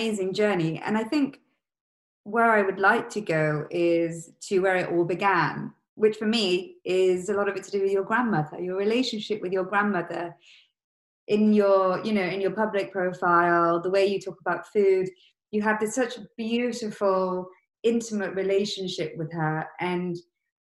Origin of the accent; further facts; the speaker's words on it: Leicester, East Midlands, United Kingdom; growing up in Leicester, the massive East African community there